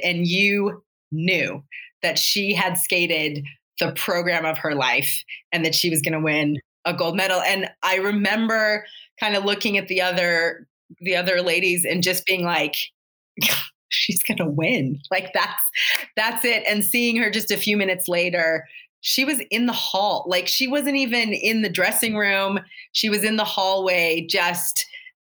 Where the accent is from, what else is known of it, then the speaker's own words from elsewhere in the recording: Salt Lake City, Utah, United States; I grew up here in Salt Lake